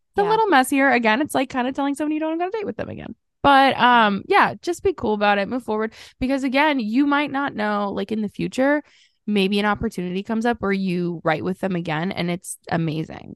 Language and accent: English; Southern Illinois, United States; I grew up in Southern Illinois